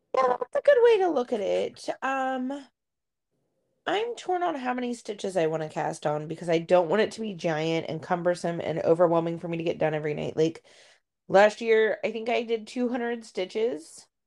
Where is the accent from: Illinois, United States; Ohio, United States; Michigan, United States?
Ohio, United States; moved away; growing up in Ohio